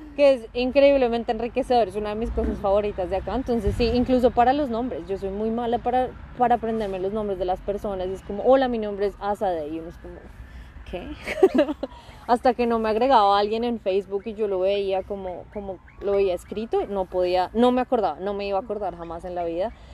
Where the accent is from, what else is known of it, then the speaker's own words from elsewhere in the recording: Bogotá, Colombia; moved away as an adult; now in Adelaide, Australia; yo soy bogotana